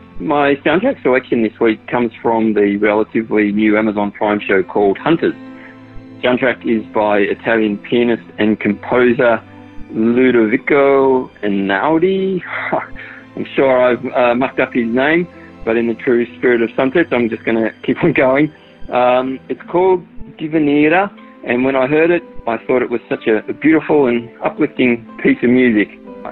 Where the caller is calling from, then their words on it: Sydney, New South Wales, Australia; I'm calling from Sydney, Australia.